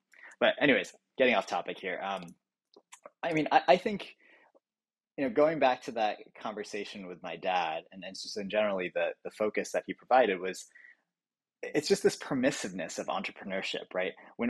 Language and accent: English; suburbs of Washington, DC, District of Columbia, United States; also born or lived in Boston, Massachusetts; I was born in Boston, actually at the Brigham. But really, I'd say I grew up in the suburbs of DC.